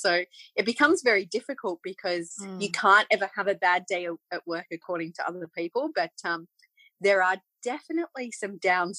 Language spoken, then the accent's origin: English; England, United Kingdom; moved away; So we emigrated from England back in 1982. And part of the reason why we did that was because my parents always wanted a farm.